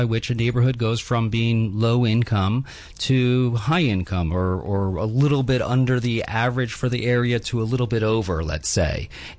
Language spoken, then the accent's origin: English; Chicago, Illinois, United States; now in New York, United States; I grew up in Chicago